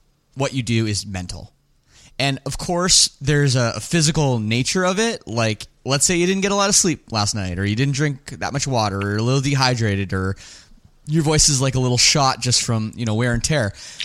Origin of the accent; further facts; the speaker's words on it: Toronto, Ontario, Canada; I'm from Toronto